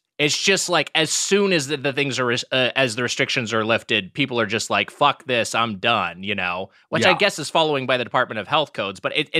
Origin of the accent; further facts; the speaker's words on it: Long Beach, California, United States; I'm from Long Beach. So LA, also LA nice. County, but not the Valley.